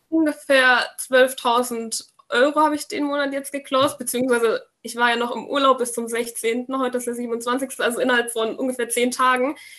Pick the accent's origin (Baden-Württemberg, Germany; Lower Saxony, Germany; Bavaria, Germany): Bavaria, Germany; near Würzburg; komme aus der Nähe von Würzburg